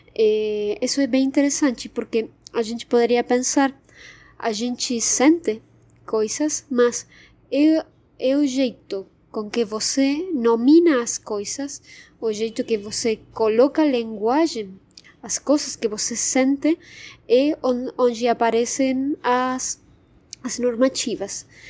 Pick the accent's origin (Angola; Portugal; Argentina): Argentina; Portuguese is a second language; moved away as an adult; now in São Paulo, Brazil; vocês saberán pelo meu sotaque, eu sou argentina, mas moro já faz quatro anos e meio aqui no, no Brasil, no São Paulo.